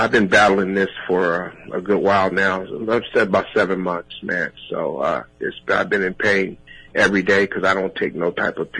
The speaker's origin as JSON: {"language": "English", "town": "San Diego", "region": "California", "country": "United States", "tie": "born or raised there", "said": "I was traded to my hometown"}